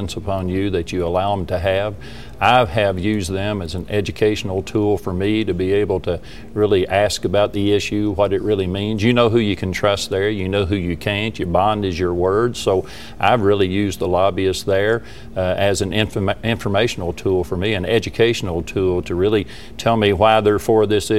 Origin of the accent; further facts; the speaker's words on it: Eastern Kentucky, United States; I'm from Eastern Kentucky